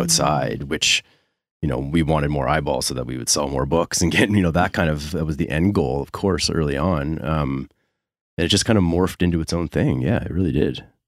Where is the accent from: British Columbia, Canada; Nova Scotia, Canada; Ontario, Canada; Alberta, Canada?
Nova Scotia, Canada; Dartmouth; I grew up in Dartmouth